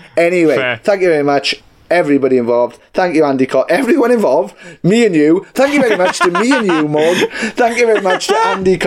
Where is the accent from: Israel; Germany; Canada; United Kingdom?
United Kingdom; the Valleys, Wales